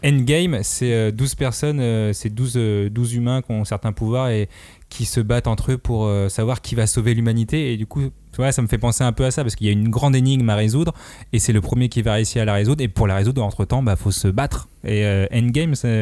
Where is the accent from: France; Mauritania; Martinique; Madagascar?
Madagascar; on est vraiment indonésien, euh, nous les malgaches.